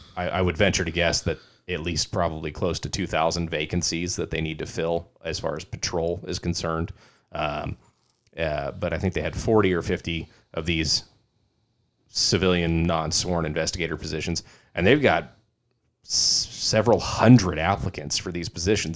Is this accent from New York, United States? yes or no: no; California, United States; I'm from California